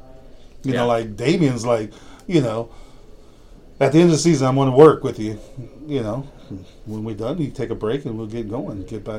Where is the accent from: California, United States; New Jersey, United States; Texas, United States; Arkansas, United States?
California, United States; Los Angeles; I grew up in Los Angeles.